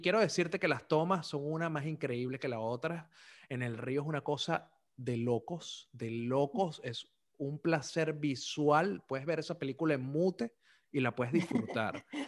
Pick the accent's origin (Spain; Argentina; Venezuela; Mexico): Venezuela; Caracas, Capital District; moved away; also born or lived in Zulia; yo fui criado en una embajada zuliana en Caracas